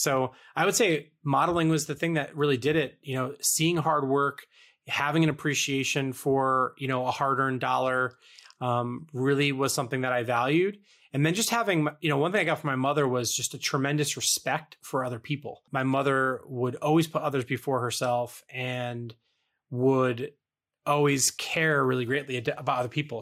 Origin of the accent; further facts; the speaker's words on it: East Coast, United States; growing up on the East Coast